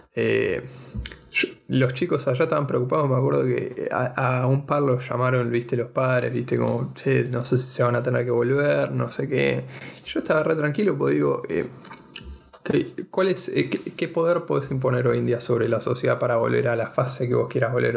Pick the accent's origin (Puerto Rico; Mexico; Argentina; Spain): Argentina; ser argentino